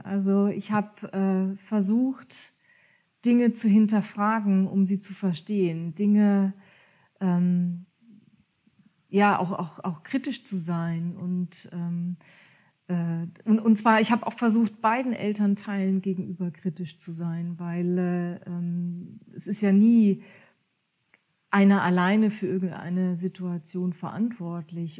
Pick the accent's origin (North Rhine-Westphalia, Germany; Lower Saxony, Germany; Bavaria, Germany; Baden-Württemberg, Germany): Baden-Württemberg, Germany; Ketsch; first language German; moved away as an adult; also born or lived in near Hamburg; now in near Kiel, Germany; ich bin in Ketsch groß geworden. Das ist ein kleiner Ort zwischen Heidelberg und Mannheim